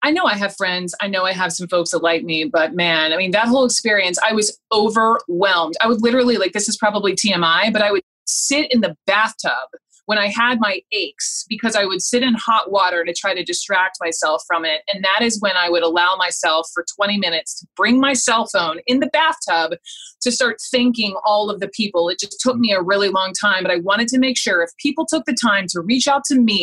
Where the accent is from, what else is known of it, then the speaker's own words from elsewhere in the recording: the South, United States; growing up in the South